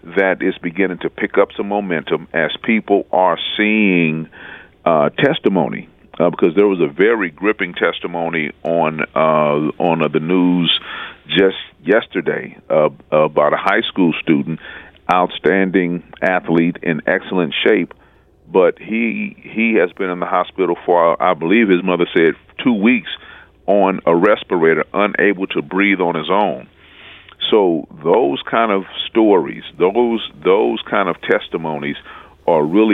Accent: St. Louis, Missouri, United States; I was growing up in the Jeff Vanderloo neighborhood

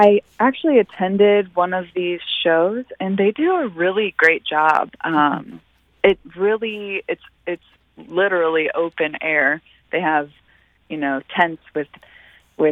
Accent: Defiance, Missouri, United States; I grew up in Defiance.

